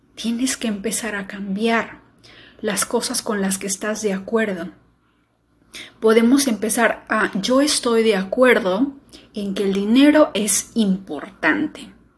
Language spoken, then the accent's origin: Spanish; Peru; mi país